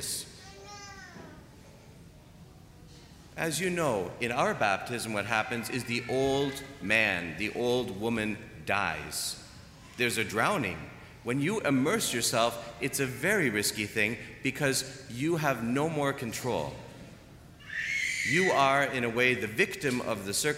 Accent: Toronto, Ontario, Canada; moved away; also born or lived in Germany; I'm from Toronto. We have snow.

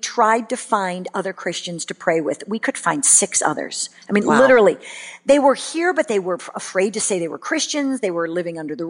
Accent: Chicago, Illinois, United States; moved away as an adult; now in Los Angeles, United States; I grew up in Chicago and I came out to go to University of Southern California for college and I just stayed

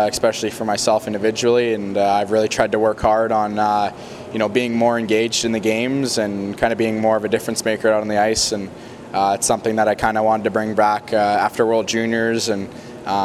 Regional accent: Kamloops, British Columbia, Canada; being in my hometown

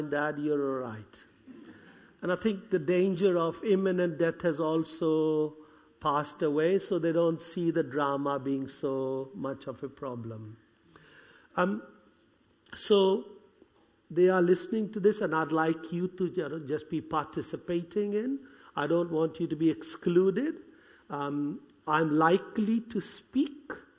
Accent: India; accent: Indian; moved away; I was born in India, brought up as a Hindu

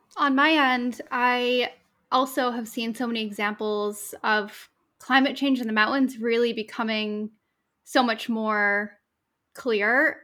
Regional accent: New England, United States; now in Maine, United States; growing up in New England

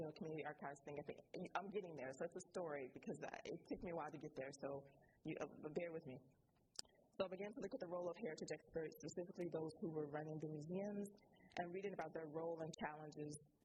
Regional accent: Chicago, Illinois, United States; moved away as an adult; also born or lived in Doha, Qatar; I am African American from Chicago, Illinois

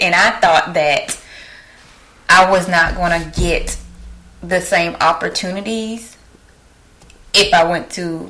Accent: the Lowcountry, South Carolina, United States; moved away as an adult; also born or lived in Columbia, South Carolina; now in Greenville, United States; I am a realtor here in Greenville, South Carolina. I'm actually from the Low Country. Originally South Carolina, and a lot of y'all probably don't know where that's at. Went to Jasper County High

